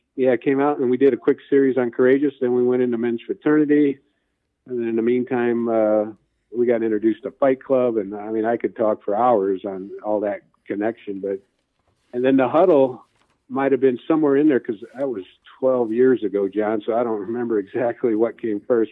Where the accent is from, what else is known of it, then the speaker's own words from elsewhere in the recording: Gary, Indiana, United States; now in Indianapolis, United States; I grew up in Gary, Indiana, so I'm a, officially a region rat